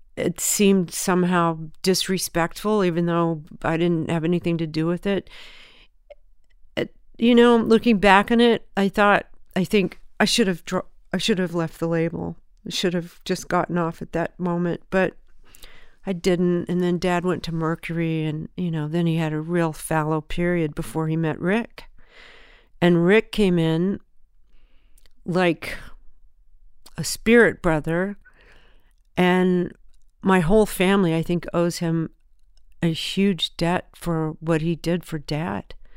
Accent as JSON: {"language": "English", "region": "Southern California", "country": "United States", "tie": "born or raised there", "also_born_or_lived": "Memphis, Tennessee"}